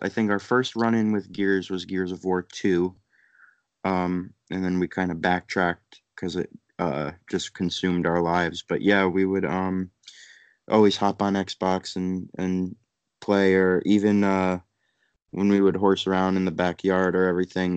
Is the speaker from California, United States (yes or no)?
no; Connecticut, United States; moved away as an adult; also born or lived in New York; Was raised in Connecticut.